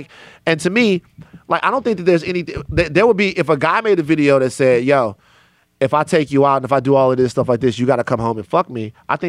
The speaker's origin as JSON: {"language": "English", "region": "the South", "country": "United States", "said": "I'm from the South."}